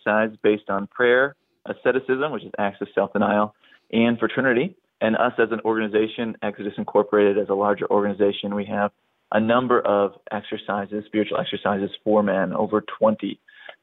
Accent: Wisconsin, United States; moved away as an adult; also born or lived in St. Paul, Minnesota / Utah; I'm from Wisconsin. Yeah, I'm from Wisconsin originally

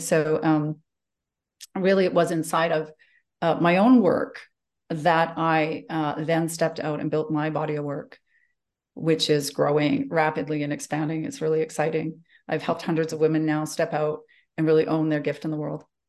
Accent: Calgary, Alberta, Canada; moved away as an adult; I grew up in Calgary. Um, I'm born and bred here

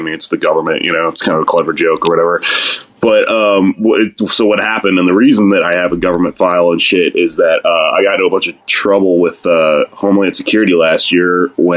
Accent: Texas, United States; I'm fucking Mexican. I'm from Texas.

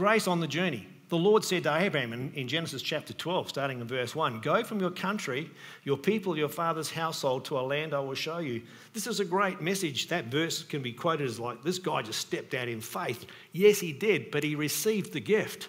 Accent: Australia; I was born in Australia

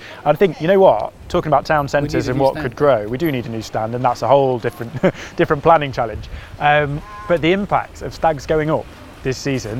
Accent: Ripley, East Midlands, United Kingdom; I grew up in Ripley, not a million miles away. Used to come to Water Meadows as a kid, shopping in Mansfield Town Centre.

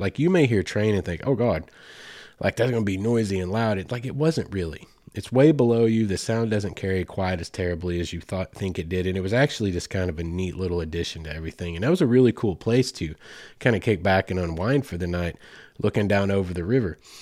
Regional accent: Arkansas, United States; Mammoth Springs, Arkansas, right here in my home state.

